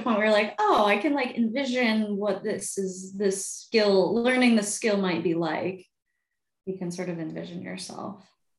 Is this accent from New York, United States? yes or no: yes; New York, United States; now in Madison, United States; I hail from New York originally, the suburbs